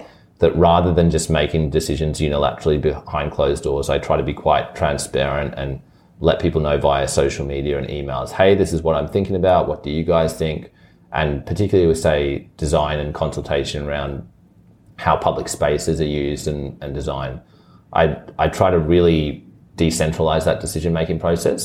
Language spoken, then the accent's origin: English; Brisbane, Queensland, Australia; even though I was born in Brisbane and grew up in Chermside and like, this is definitely the only home I've ever known.